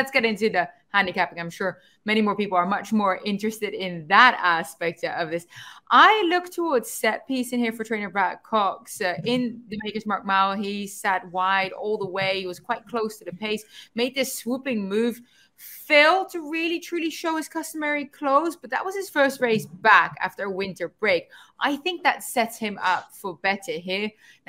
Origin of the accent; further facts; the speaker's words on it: Netherlands; English is a second language; I'm actually quite good at making stews. We do that quite well in the Netherlands. I'm better at baking. I'm very good at making Dutch homemade apple pie.